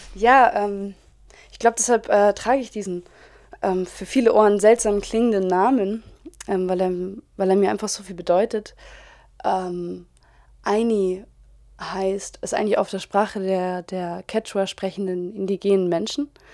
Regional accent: Germany; als Deutsche

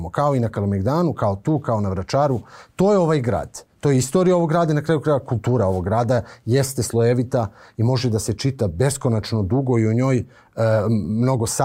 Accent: Kraljevo, Raška District, Serbia; now in Belgrade, Serbia; ja sam poreklom iz Kraljeva. Meni Beograd nije rodni grad.

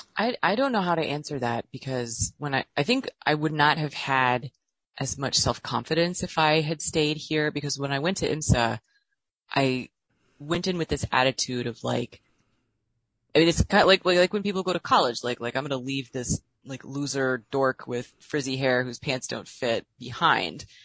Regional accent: Illinois, United States; I work for the state of Illinois like my stepmom did

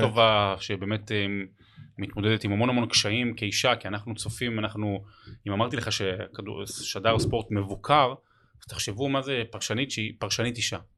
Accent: Rehovot, Central District, Israel; זה הבית, אני גדלתי שם

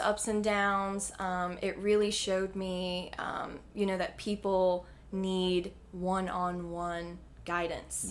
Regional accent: Mocksville, North Carolina, United States; now in Greensboro, United States; I'm a North Carolina native

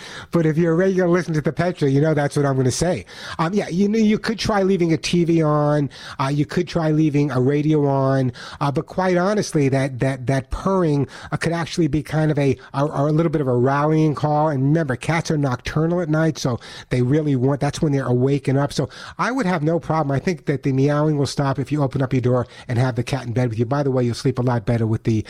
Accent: New York, United States; And you never know I was from New York because I don't have the accent anymore, of course, Roxanne.

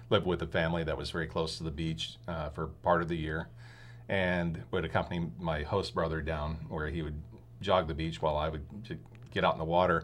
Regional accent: Philomath, Oregon, United States; moved away as an adult; also born or lived in San Diego, California / Australia / Rogue Valley, Oregon; I pretty much was born in San Diego and grew up in Paloma, Oregon, which is, uh, outside of Corvallis

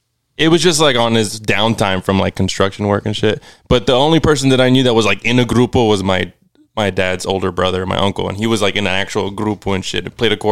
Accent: San Benito, Texas, United States; also born or lived in Harlingen, Texas; I was born in Harlingen, but raised in San Benito. Lived most of my life in San Benito, okay. But I'm living in Harlingen.

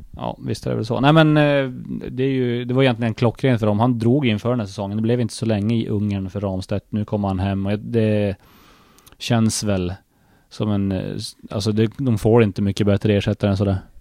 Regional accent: Sweden; var vi grannar på Yrkesgatan när vi växte upp, jag och Jonas

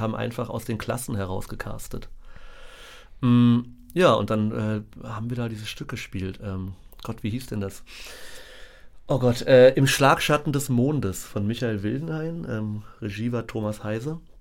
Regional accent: Berlin, Germany; meine Erinnerungen an meine Kindheit in Berlin sind tatsächlich sehr romantisch verklärt, weil ich einfach direkt an der Mauer gewohnt habe.

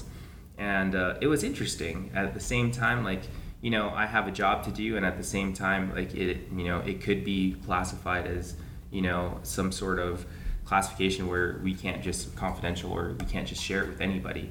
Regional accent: Guam; growing up here, running around the jungles, the beautiful beaches that we have

